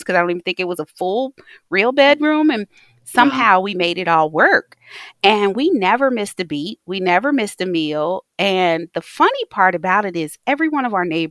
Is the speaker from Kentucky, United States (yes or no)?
yes; Taylor Mill, Kentucky, United States; I was raised in Taylor Mill, Kentucky.